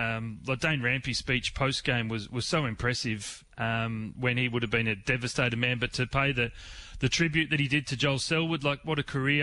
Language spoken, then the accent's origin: English; Warrnambool, Victoria, Australia; we're down from Warrnambool Way, so they're where everyone barracks for Geelong